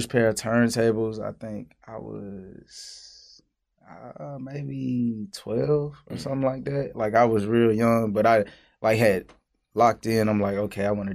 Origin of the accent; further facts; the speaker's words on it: Augusta, Georgia, United States; moved away as an adult; now in Atlanta, United States; I'm from Augusta